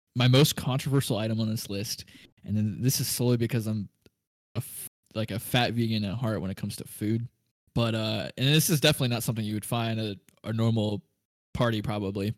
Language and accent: English; Kansas City, Missouri, United States; we're from the Kansas City area, so we cheer on uh, Kansas City Chiefs